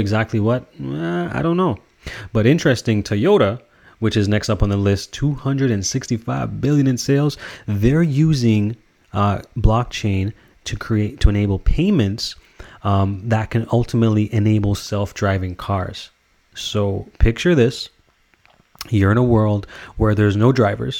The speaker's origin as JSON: {"language": "English", "country": "Canada", "said": "I'm Canadian."}